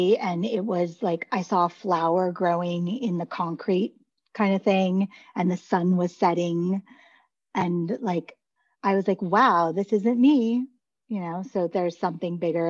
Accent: Beverly Hills, California, United States; moved away; also born or lived in Detroit; I grew up in Beverly Hills

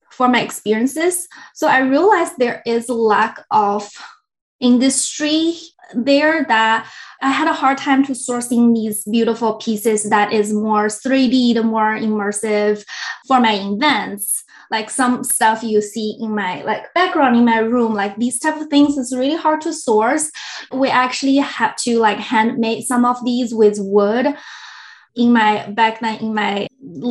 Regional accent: China; now in San Francisco Bay Area, United States; I'm originally from China, moved here in Bay Area about 10 years ago

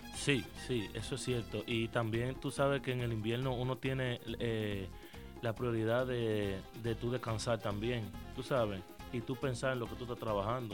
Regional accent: San Francisco de Macorís, Duarte, Dominican Republic; also born or lived in Haina, Dominican Republic; yo soy de, de, Jaina, de República Dominicana. Eh, yo nací allá desde los cuatro años, me fui para, para San Francisco de Macorís, arriba donde me crié.

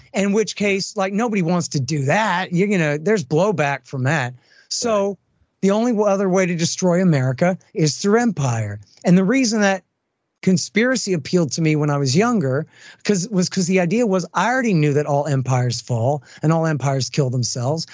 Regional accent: Austin, Texas, United States; I'm from Austin, Texas

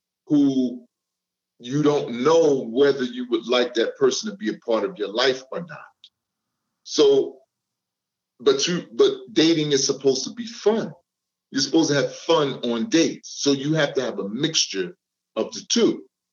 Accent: Newark, New Jersey, United States; I'm from Newark, New Jersey

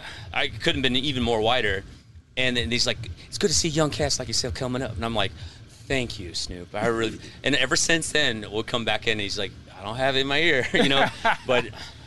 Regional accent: Nebraska, United States; moved away; also born or lived in New York; I grew up in Nebraska, so I grew up country kid. And then, of course, I liked hip-hop because I was a white kid from the Midwest.

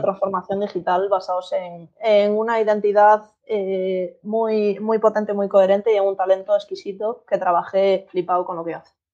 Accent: Galicia, Spain; moved away; soy estratega digital y soy gallega

